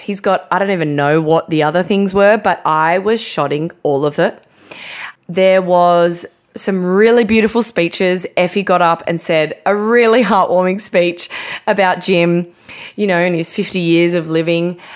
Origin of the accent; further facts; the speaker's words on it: Australia; I'm half Australian, half English, mainly just Australian.